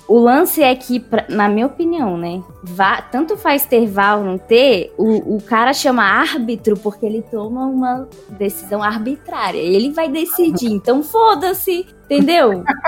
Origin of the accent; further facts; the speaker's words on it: Brasília, Federal District, Brazil; a gente é de Brasília